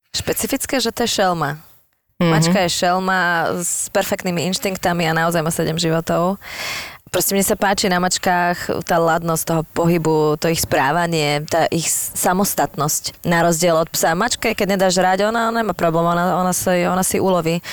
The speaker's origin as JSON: {"language": "Slovak", "town": "Bratislava", "region": "Bratislava Region", "country": "Slovakia", "tie": "born or raised there", "said": "jak som chodila e, z Devinskej do Devina"}